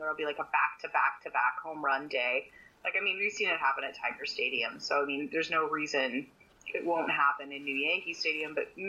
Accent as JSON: {"language": "English", "country": "Canada", "said": "As a Canadian"}